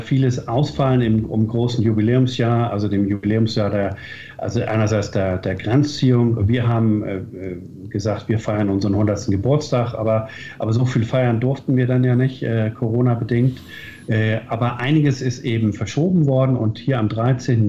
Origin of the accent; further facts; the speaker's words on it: North Schleswig, Southern Denmark, Denmark; unsere Identität als Deutsche Nordschleswiger